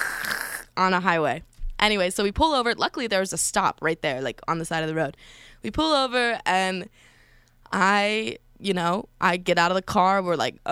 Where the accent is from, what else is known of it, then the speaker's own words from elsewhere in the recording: Colorado, United States; moved away; I'm from Colorado